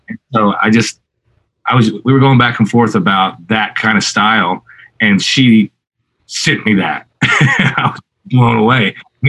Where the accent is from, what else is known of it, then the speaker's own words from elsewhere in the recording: Southwest, United States; I have a weird tornado obsession growing up in the Southwest, you know, where there's tornado warnings more than there's, you know, sunshine usually.